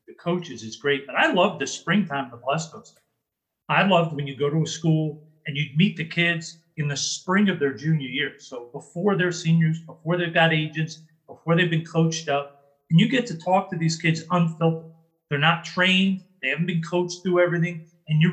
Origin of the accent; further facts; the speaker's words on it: New York, United States; I'm a kid from New York